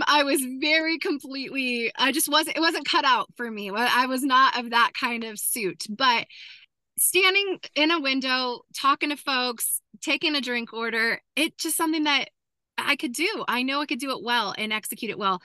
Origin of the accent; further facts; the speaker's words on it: Southern Oregon, United States; moved away; also born or lived in Cookeville; I'm a cowgirl from Southern Oregon.